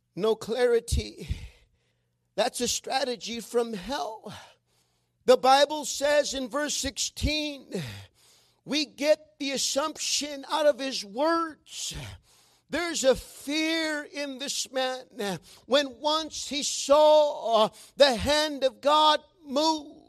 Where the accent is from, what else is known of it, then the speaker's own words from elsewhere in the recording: Mexico; accent: Mexican; sometimes my Mexican accent does come out when I'm reading